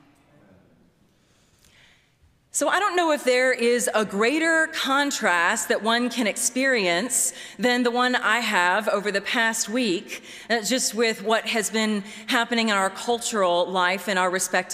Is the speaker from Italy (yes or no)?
no; Baton Rouge, Louisiana, United States; I'm from Louisiana, was born and raised in Baton Rouge